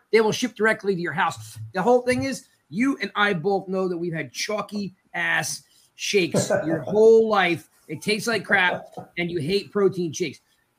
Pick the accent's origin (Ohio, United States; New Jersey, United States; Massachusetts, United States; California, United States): New Jersey, United States; Princeton; I grew up in Princeton.